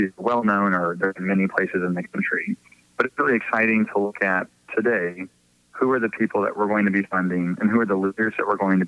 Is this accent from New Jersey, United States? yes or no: no; Texas, United States; moved away as an adult; now in Chicago, United States; I grew up in Texas